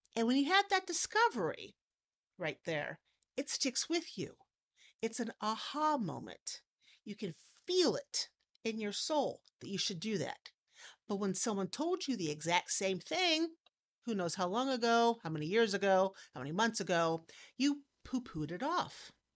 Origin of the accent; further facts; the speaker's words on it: Hartville, Ohio, United States; also born or lived in Cuyahoga Falls, Ohio / Wayne County, Ohio; now in Wooster, United States; I grew up in Hartville, which too was Amish.